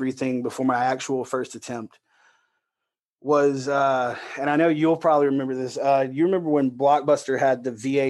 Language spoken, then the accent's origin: English; Loxley, Alabama, United States; moved away as an adult; also born or lived in Fort Scott, Kansas; I'm born and raised in Alabama. I was raised in a little city called Locksley.